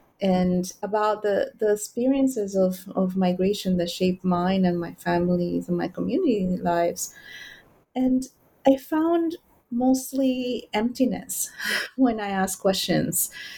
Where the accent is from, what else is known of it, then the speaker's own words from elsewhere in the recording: Trenton, New Jersey, United States; So I was one of three Dominican families growing up in Trenton, New Jersey, surrounded by a mostly Black U.S. American and Central American community.